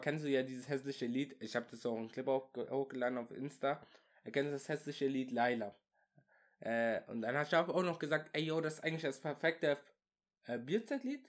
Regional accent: Würzburg, Bavaria, Germany; wir kommen aus Würzburg.

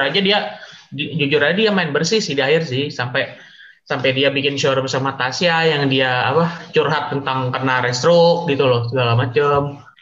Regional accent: Jakarta, Indonesia; also born or lived in Kalimantan; gue gue asli Jakarta cuma ada kan ada keluarga di Kalimantan jadi gue bolak balik

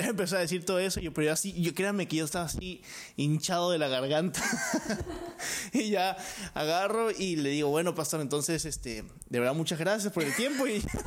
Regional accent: Mexico; como buen mexicano

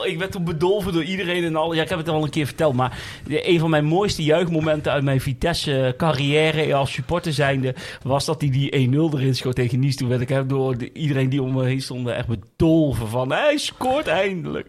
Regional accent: Westervoort, Gelderland, Netherlands; ik ben opgegroeid in Westervoort. Mijn ouders wonen er nog

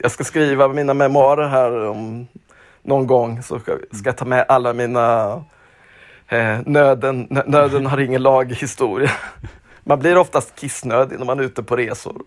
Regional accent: Småland, Sweden; Jag är ju uppväxt i Småland

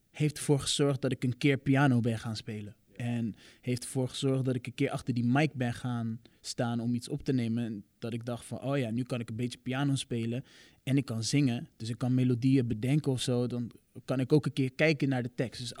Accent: Rotterdam, South Holland, Netherlands; Ja, ik kom uit Rotterdam, geboren en getogen.

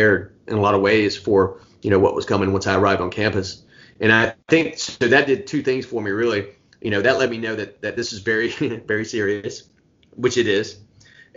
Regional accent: Myrtle Beach, South Carolina, United States; also born or lived in New York; now in Charlotte, United States; I'm from the South

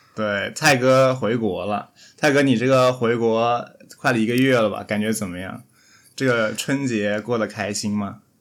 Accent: Shenzhen, Guangdong, China; 不是精神罗湖人，是实实在在的罗湖人

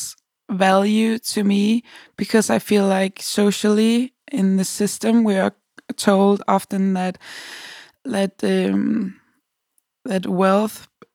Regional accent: Copenhagen, Capital Region of Denmark, Denmark; I'm a musician from Copenhagen, Denmark.

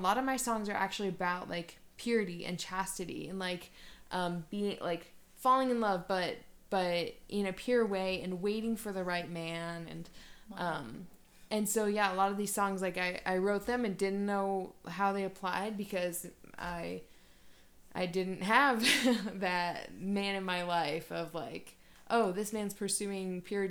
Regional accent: Cleveland, Ohio, United States; moved away as an adult; now in Denver, United States; I'm from Ohio. I grew up near Cleveland, and I moved out here in August

